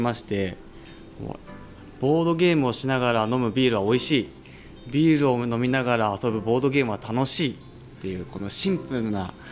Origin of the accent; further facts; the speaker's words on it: Yamanashi, Japan; moved away as an adult; 山梨出身なんですけど